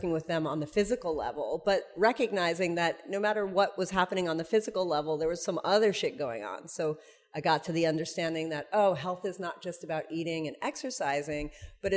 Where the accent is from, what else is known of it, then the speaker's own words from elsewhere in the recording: New York, United States; I'm from New York.